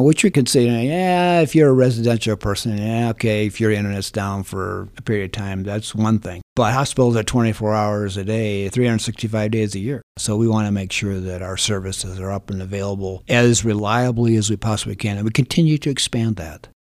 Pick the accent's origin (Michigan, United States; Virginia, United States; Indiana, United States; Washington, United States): Michigan, United States; Holland; moved away as an adult; now in San Luis Valley, United States; I'm originally from Michigan. Grew up in Holland, Michigan.